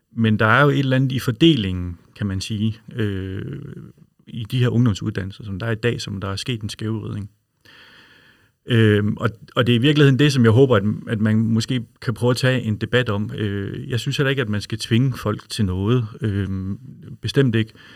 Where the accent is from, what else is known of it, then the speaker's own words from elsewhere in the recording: Aarhus, Central Denmark Region, Denmark; jeg er jo fra Aarhus